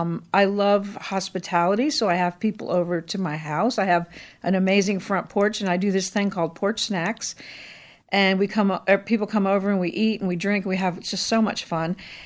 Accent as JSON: {"language": "English", "town": "Gary", "region": "Indiana", "country": "United States", "tie": "born there", "also_born_or_lived": "Philippines", "said": "So I'm not from here originally. I was born in Gary, Indiana, and lived a lot of places. And then in high school, my parents were missionaries, so I moved to the Philippines for almost 5 years and then came back to Indiana."}